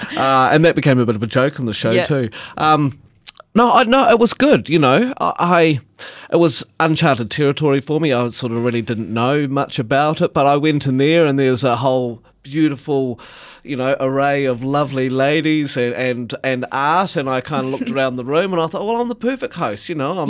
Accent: Gore, Southland, New Zealand; And I'm like, here I am on stage in front of my hometown with thousands of people watching over a weekend, and they all love seeing me, and they're very proud.

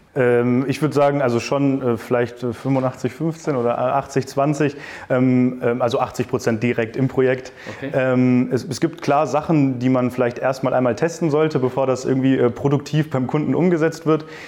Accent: Hanover, Lower Saxony, Germany; moved away as an adult; now in Düsseldorf, Germany; ich komme ursprünglich aus Hannover

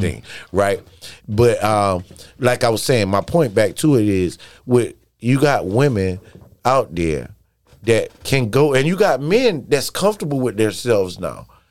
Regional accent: South Carolina, United States; moved away as an adult; also born or lived in New York / Washington, D.C.; growing up in South Carolina.

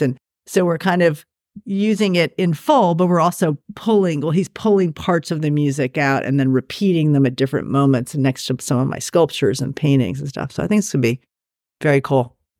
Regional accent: New York, United States; it's in New York, which is my hometown.

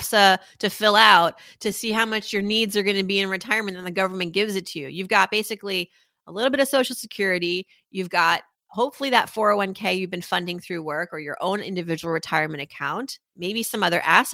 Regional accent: Worcester, Massachusetts, United States; I was raised in Worcester, Massachusetts

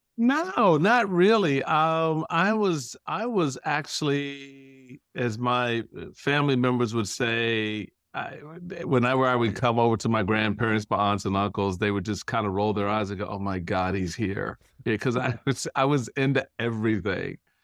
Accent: Washington, District of Columbia, United States; this little black kid thinks he's a Republican growing up in Chocolate City

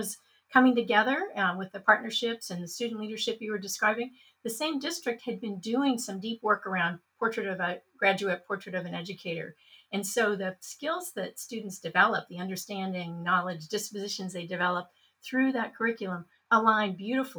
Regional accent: Portland, Oregon, United States; my hometown in Portland, Oregon

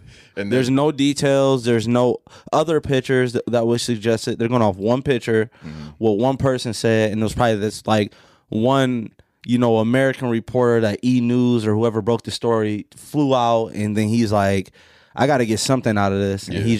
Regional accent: Cameroon

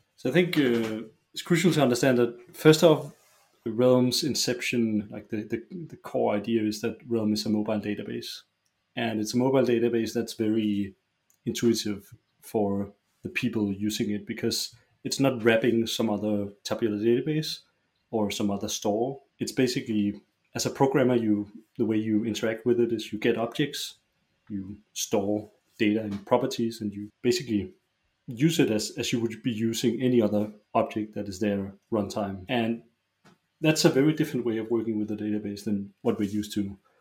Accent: Roskilde, Zealand, Denmark; I grew up in a small uh, suburb uh, outside of Roskilde. Uh, Roskilde is a it's a town. It's like half an hour's drive from Copenhagen

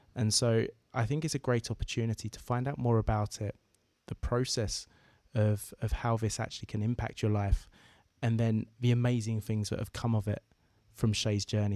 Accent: Essex, East of England, United Kingdom; the area of the UK that I'm from, Essex, just outside of London

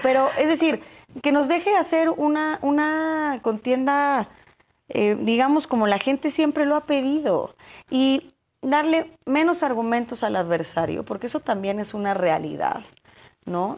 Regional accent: Cuautitlán Izcalli, State of Mexico, Mexico; soy hija del Estado de México, nacida, crecida, vivida, formada

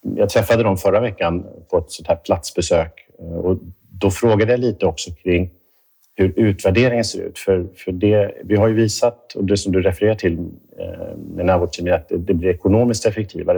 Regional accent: Stockholm, Stockholm County, Sweden; moved away as an adult; now in Gothenburg, Sweden; jag kommer från Stockholm, är uppvuxen där och, och jobbat där större delen av mitt liv på Karolinska

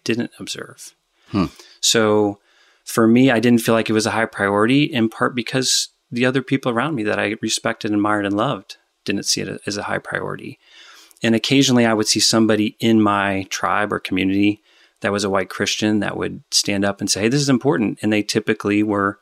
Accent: Dayton, Ohio, United States; So I grew up in the suburbs of Dayton, Ohio

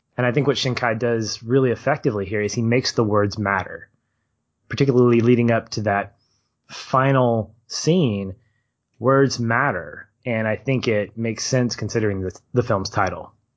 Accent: United States; as Americans

